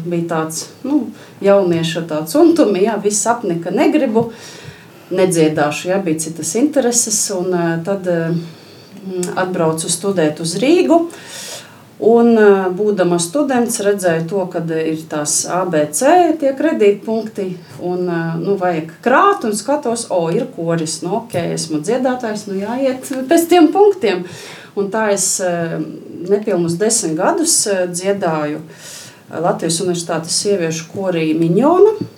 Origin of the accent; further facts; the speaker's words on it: Krāslava, Krāslava Municipality, Latvia; moved away as an adult; also born or lived in Riga; now in Salaspils, Latvia; Paties nāku no Krāslavas, Krāslavā esmu dzimusi